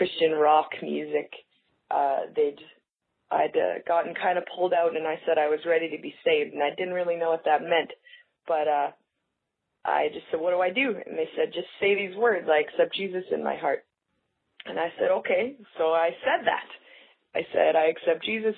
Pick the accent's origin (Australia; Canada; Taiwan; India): Canada; I'm from Canada